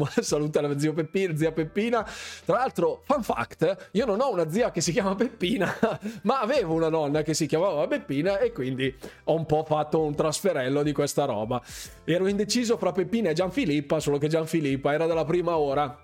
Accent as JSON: {"language": "Italian", "town": "Bergamo", "region": "Lombardy", "country": "Italy", "said": "io sono bergamasco"}